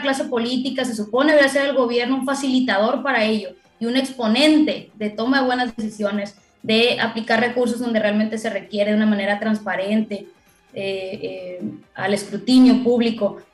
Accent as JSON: {"language": "Spanish", "town": "Culiacán", "region": "Sinaloa", "country": "Mexico", "said": "como buena culichi, buena sinaloense, paisano"}